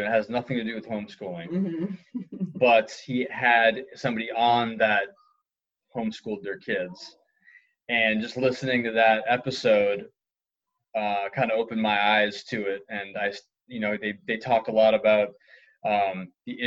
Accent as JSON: {"language": "English", "region": "New England", "country": "United States", "tie": "born or raised there", "said": "where I grew up in New England"}